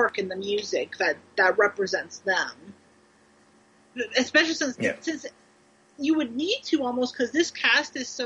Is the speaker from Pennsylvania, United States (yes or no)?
no; Ohio, United States; now in Kentucky, United States; I'm from Ohio